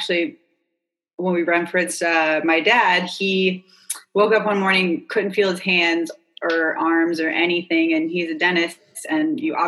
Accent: North Carolina, United States; moved away as an adult; also born or lived in California / Wrightsville Beach, North Carolina; now in Charleston, United States; I grew up in North Carolina

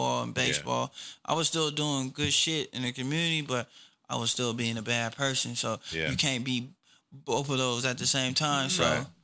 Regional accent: Oak Park, United States; I'm from Oak Park

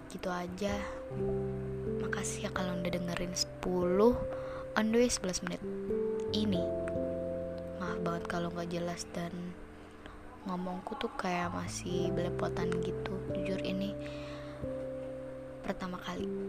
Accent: Java, Indonesia; padahal gue orang Jawa lah itu lagi kan

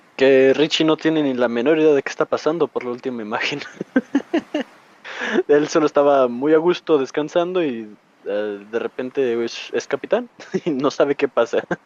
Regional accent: Mexico; yo soy de México

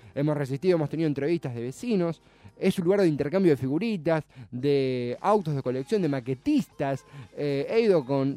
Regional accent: Avellaneda, Buenos Aires Province, Argentina; no soy eh, porteño, soy de, Avellaneda, pero estudio y trabajo en Capital

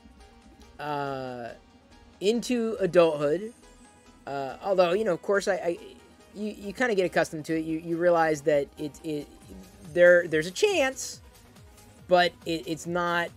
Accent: Midwest, United States; moved away; I grew up in the Midwest

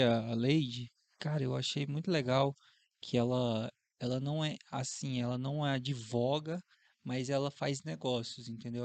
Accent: Porto Velho, Rondônia, Brazil; Eu sou de Porto Velho, Rondônia

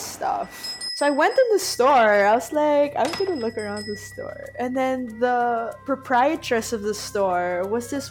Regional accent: Philippines; I'm from the Philippines

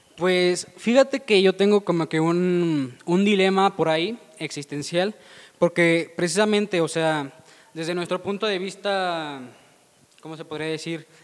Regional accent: León, Guanajuato, Mexico; nosotros que somos de León, Guanajuato

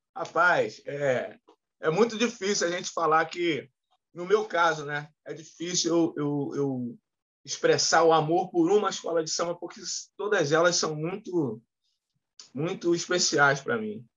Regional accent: Rio de Janeiro, Brazil; Morei em vários lugares do Rio de Janeiro. No, no, eu, eu, nasci no Meia, morei em Santa Cruz, morei na Pavuna, morei no, no, no Flamengo, morei no Maracanã

